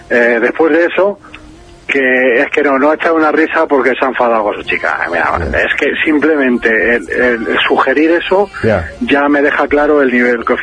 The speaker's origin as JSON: {"language": "Spanish", "region": "Asturias", "country": "Spain", "said": "Yo me soy uno de Asturias"}